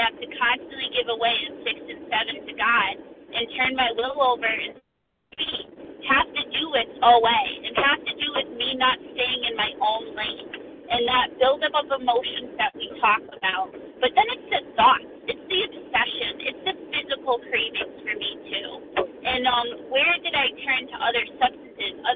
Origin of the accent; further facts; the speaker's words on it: Connecticut, United States; I'm from Connecticut, but I'm traveling through